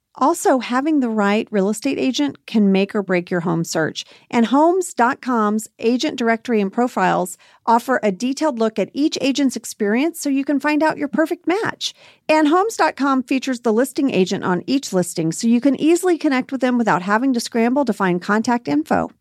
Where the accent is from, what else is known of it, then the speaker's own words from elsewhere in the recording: Archer City, Texas, United States; moved away; my hometown of Archer City, Texas